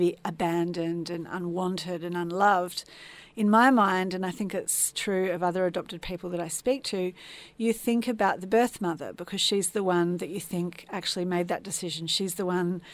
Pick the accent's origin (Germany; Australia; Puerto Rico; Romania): Australia; Adelaide, South Australia; moved away as an adult; now in Melbourne, Australia; I've been living in Melbourne for about 25 years, but I actually was born and raised in Adelaide